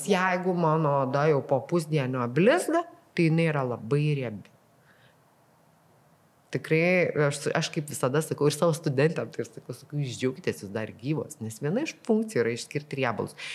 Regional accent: Lithuania; Nes realiai paėmus mes lietuviai esam to šiūrė, nu, ne, ne visai šiūrėtiško, kiltiško skaitosi skandinaviško

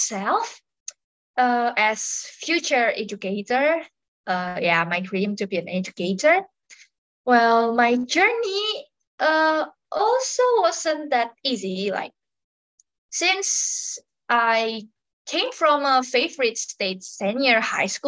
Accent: Muntilan, Central Java, Indonesia; I am from Muntilan, the place where Romo Fadlid explore when he came to Java. So more or less since I was in kindergarten, because I always been in Muntilan

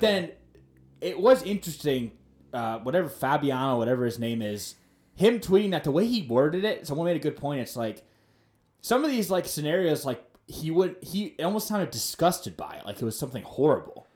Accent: United States; as an American

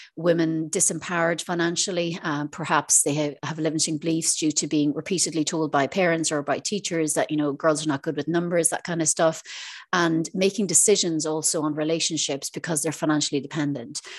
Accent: Ireland; moved away as an adult; now in Isle of Man; I'm originally from Ireland, um, but I'm living in the Isle of Man for the last six years

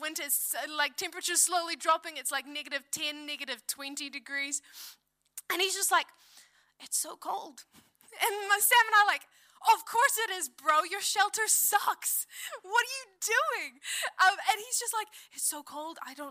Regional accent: South Africa; now in New Zealand; I'm from South Africa. We went back to South Africa at the start of this year

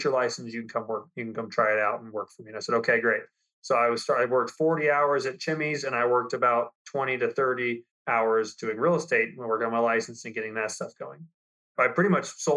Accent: Lubbock, Texas, United States; I grew up in Lubbock, Texas.

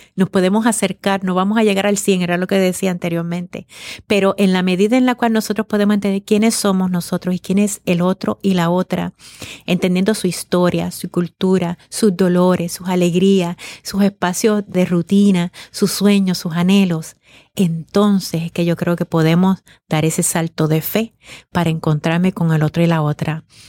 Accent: Puerto Rico

